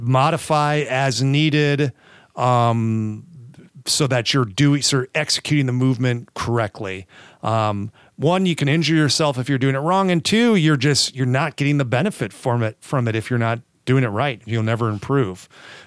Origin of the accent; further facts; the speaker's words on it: California, United States; accent: California; Sorry, I got that California accent coming through.